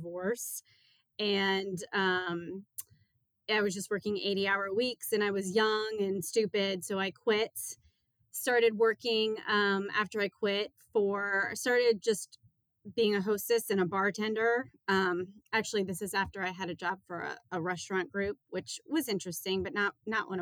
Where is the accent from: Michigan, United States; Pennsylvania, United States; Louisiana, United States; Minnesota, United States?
Louisiana, United States; New Orleans; moved away as an adult; also born or lived in Auburn, Alabama / New York City; now in Youngstown, United States; I was raised in New Orleans, Louisiana